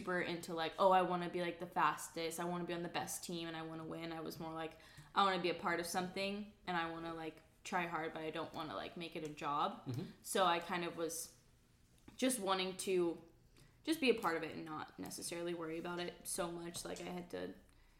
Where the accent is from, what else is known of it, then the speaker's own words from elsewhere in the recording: Fayetteville, Arkansas, United States; I'm originally from Fayetteville, grew up in Fayetteville, Arkansas